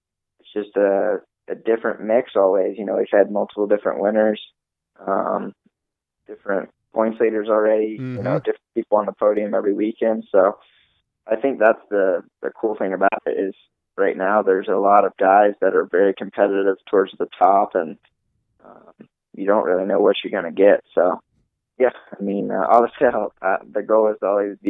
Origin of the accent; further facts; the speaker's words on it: the South, United States; We're both from the South